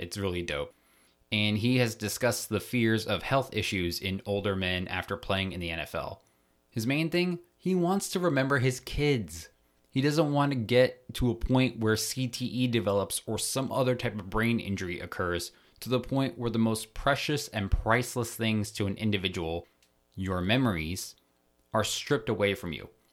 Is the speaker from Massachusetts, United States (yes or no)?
no; Maryland, United States; moved away; I'm originally from Maryland, so I grew up around a lot of Ravens fans.